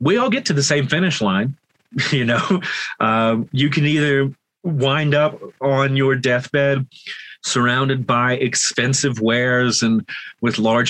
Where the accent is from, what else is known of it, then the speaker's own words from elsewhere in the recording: Deep South, United States; moved away; I'm from the Deep South originally